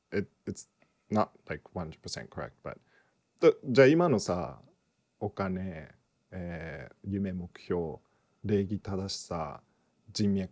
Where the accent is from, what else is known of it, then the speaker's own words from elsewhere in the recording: United States; あのー、ねアメリカ出身やけどさマインドがアメリカやとして日本の心理テストでどれだけなんかあれするんかなと思って